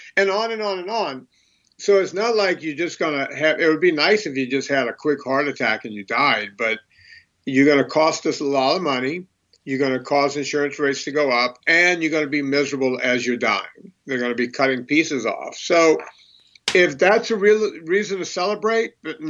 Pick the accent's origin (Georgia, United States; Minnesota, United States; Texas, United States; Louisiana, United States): Louisiana, United States; Bayou Lafourche, outside New Orleans; I grew up on a bayou outside of New Orleans, Bayou Lafourche